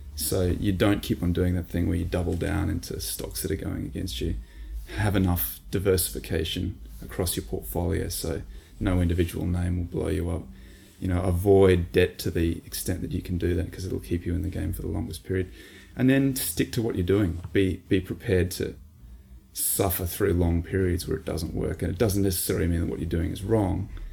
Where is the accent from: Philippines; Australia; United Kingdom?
Australia; we're Australian